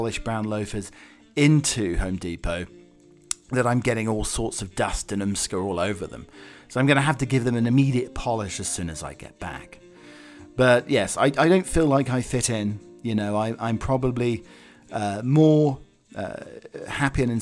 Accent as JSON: {"language": "English", "region": "England", "country": "United Kingdom", "moved": "yes", "lives_now": "United States", "said": "I have to go across two different pronunciations, my English self and living in America"}